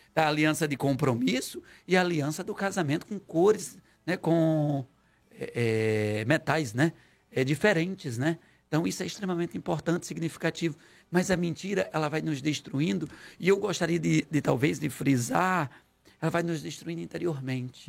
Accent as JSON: {"language": "Portuguese", "region": "Ceará", "country": "Brazil", "moved": "yes", "said": "eu sou cearense."}